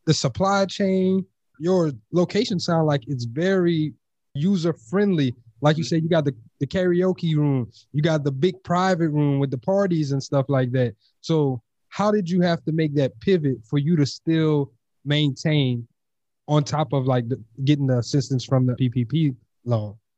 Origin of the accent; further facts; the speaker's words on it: Louisiana, United States; moved away; also born or lived in Texas; I'm originally from Louisiana